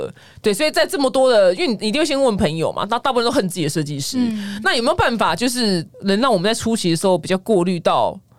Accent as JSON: {"language": "Chinese", "country": "Taiwan", "said": "所以就是我们台湾人的那个美学这件事情可以提升。"}